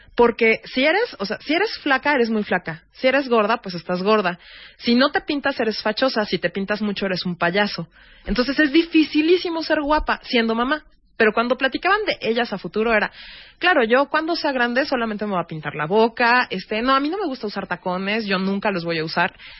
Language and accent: Spanish; Mexico; como mexicanos